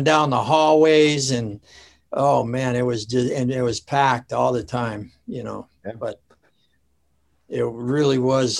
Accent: Alaska, United States; there were certain people that would know that I was from Alaska

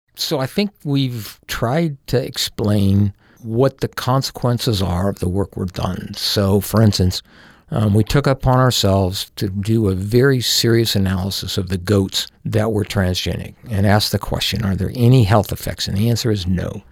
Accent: Powell, Wyoming, United States; I grew up in Powell, Wyoming

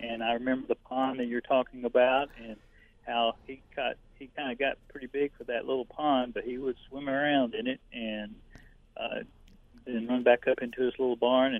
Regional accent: Lufkin, Texas, United States; And growing up in the Lufkin area

